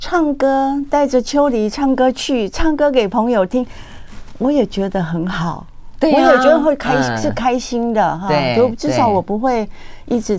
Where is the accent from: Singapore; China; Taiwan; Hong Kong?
Taiwan; first language Taiwanese Hokkien; 因为台语是我的母语嘛。嗯，我也写了这么多的台语歌曲